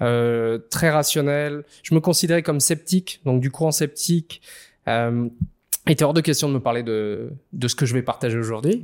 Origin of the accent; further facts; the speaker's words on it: Réunion; j'ai grandi à La Réunion